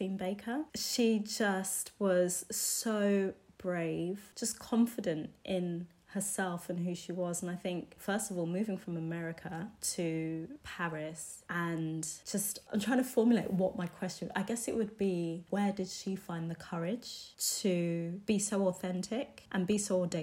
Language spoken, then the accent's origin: English; United Kingdom; being British